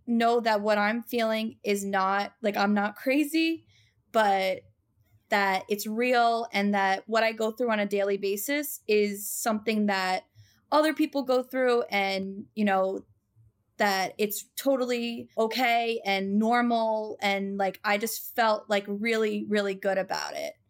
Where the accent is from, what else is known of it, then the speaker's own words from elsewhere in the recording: Long Island, New York, United States; I'm from Long Island.